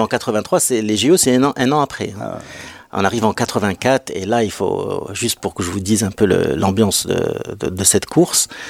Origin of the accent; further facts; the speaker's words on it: Morocco; on est marocain